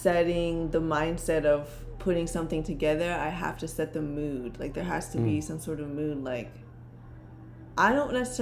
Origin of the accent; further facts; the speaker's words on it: San Diego, California, United States; moved away as an adult; now in Long Beach, United States; I'm from San Diego. Moved out here last summer. Now I'm living in Long Beach